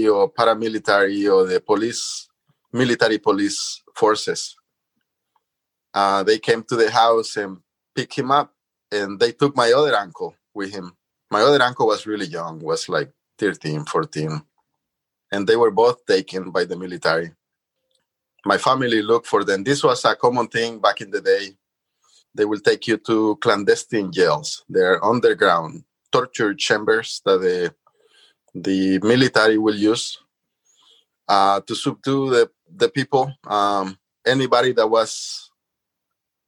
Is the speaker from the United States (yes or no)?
no; San Salvador, El Salvador; moved away; I lived in the suburbs of San Salvador, and there was still a lot of green spaces for me to go play